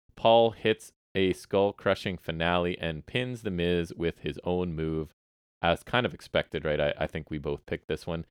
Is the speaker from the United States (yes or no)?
no; Canada; as Canadian people